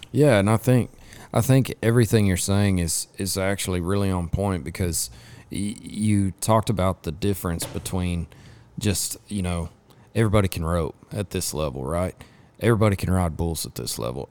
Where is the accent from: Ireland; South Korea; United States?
United States; Lubbock, Texas; I grew up in West Texas, I grew up over in Lubbock